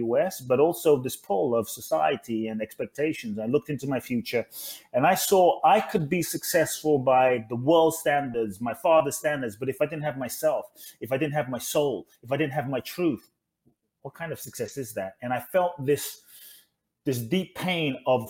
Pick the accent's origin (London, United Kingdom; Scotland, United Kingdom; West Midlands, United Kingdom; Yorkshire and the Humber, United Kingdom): London, United Kingdom; also born or lived in Ghana; now in Los Angeles, United States; I was born in Ghana, West Africa. My father's from Ghana. My mother's Japanese. I grew up in London, now in LA.